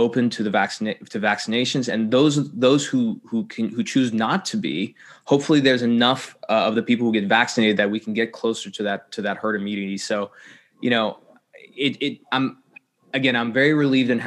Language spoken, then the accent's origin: English; United States; being an American